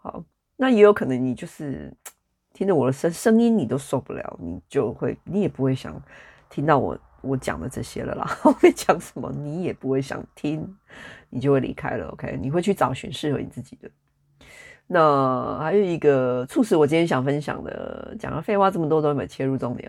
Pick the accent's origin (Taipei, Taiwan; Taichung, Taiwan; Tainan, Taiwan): Taichung, Taiwan; moved away as an adult; now in United Kingdom; 台湾就是我这个，这一世，这个生命，我出生的地方，以及在那里住了三十几年的地方